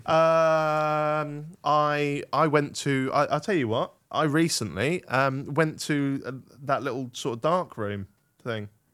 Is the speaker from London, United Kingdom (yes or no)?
no; Norfolk, East of England, United Kingdom; I am Norfolk, boy. I'm from Norfolk